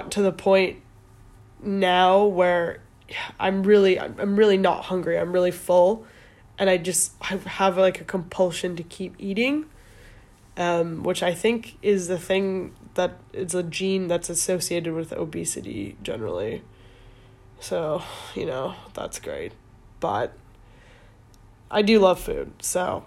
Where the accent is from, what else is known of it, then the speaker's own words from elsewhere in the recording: Calgary, Alberta, Canada; also born or lived in Edmonton; now in London, United Kingdom; I was born in Edmonton, technically. Moved to Calgary when I was 1